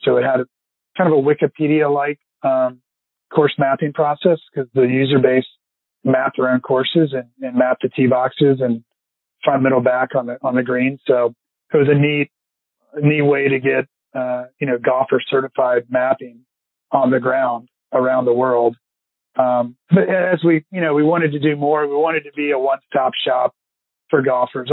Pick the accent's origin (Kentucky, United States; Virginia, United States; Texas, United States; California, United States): Virginia, United States; Richmond; I've got a lot of buddies growing up in Richmond